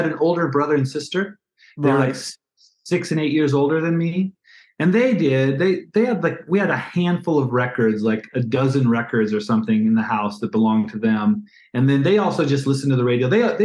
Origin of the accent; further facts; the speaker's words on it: Twin Falls, Idaho, United States; also born or lived in Boise, Idaho; when I started high school, I moved from Twin Falls to Boise, Idaho, moved to a bigger place